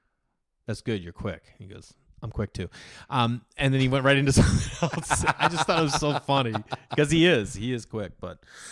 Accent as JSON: {"language": "English", "region": "Massachusetts", "country": "United States", "tie": "born or raised there"}